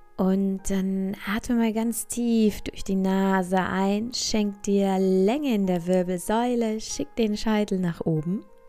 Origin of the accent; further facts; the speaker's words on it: Bavaria, Germany; hier bei uns in Bayern